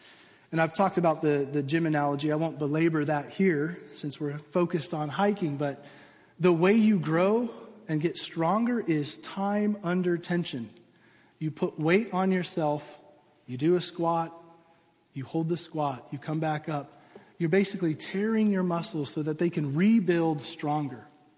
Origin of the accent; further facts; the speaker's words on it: United States; as American Christians